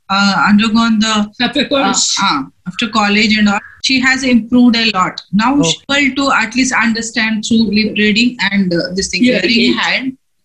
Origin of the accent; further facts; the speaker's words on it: Bangalore, Karnataka, India; I'm from Bangalore, from Takikumiya, for Tabat.